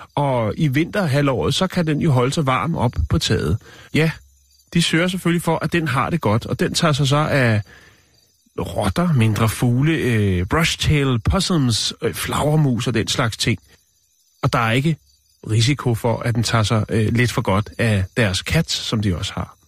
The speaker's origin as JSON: {"language": "Danish", "country": "Denmark", "said": "jeg er fra Danmark"}